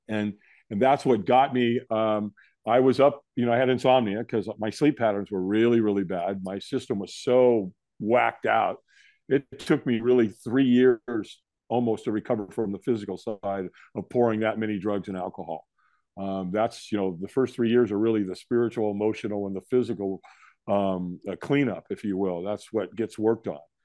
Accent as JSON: {"language": "English", "town": "Los Angeles", "region": "California", "country": "United States", "tie": "born or raised there", "said": "this is in Hollywood, California. I was born in the Queen of Angels Hospital"}